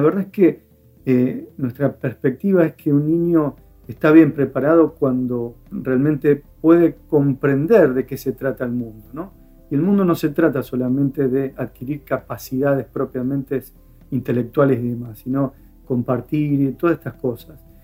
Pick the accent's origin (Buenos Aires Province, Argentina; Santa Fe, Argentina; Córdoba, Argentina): Santa Fe, Argentina; Firmat; otro que vive en Firmat, donde yo nací, una, ciudad pequeña.